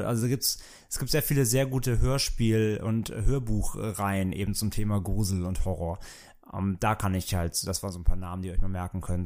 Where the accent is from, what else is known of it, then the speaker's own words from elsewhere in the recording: Bad Neuenahr-Ahrweiler, Rhineland-Palatinate, Germany; moved away; ich komme ja aus dem Rheinland, wie gesagt, ursprünglich und ähm, natürlich halt super Karneval war bei uns immer total an der Tagesordnung